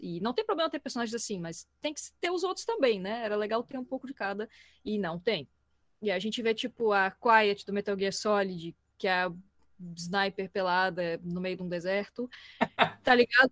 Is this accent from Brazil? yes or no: yes; Florianópolis, Santa Catarina, Brazil; sou de Floripa